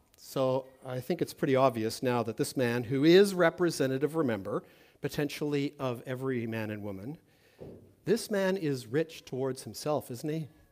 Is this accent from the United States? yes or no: no; Toronto, Ontario, Canada; I'm from Toronto